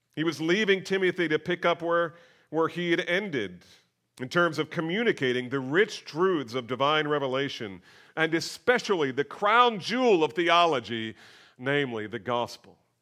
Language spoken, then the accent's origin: English; near Princeton, New Jersey, United States; I grew up near Princeton